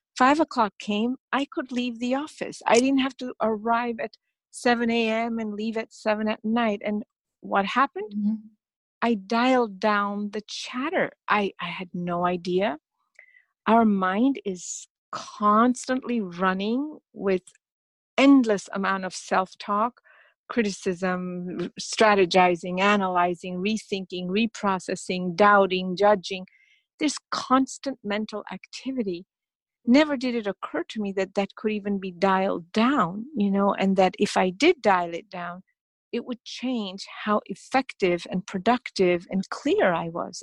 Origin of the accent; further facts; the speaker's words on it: India; I'm from India